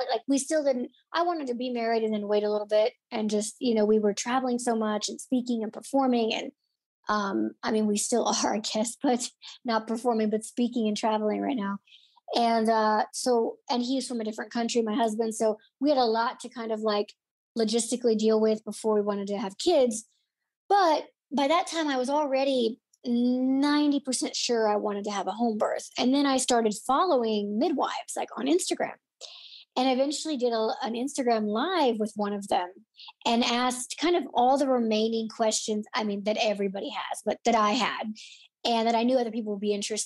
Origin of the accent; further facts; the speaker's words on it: Illinois, United States; moved away as an adult; also born or lived in Florida / Los Angeles; I'm in my hometown